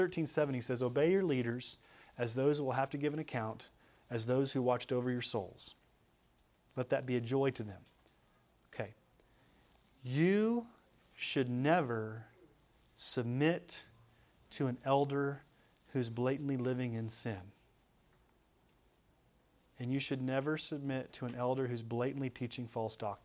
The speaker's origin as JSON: {"language": "English", "region": "Texas", "country": "United States", "tie": "born or raised there", "said": "when I grew up in Texas."}